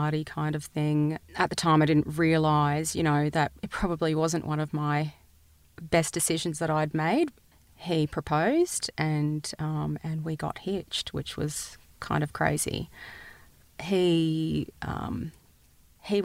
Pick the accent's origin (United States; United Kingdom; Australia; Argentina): Australia